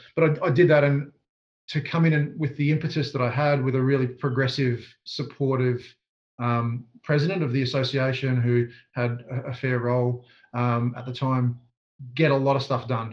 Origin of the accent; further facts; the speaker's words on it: southeast Queensland, Australia; I grew up in the southeast corner of Queensland